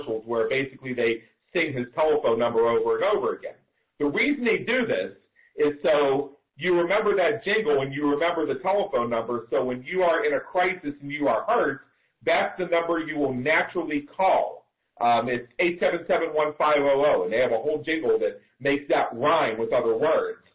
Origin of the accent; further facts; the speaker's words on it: Pittsburgh, Pennsylvania, United States; now in Las Vegas, United States; growing up in Pittsburgh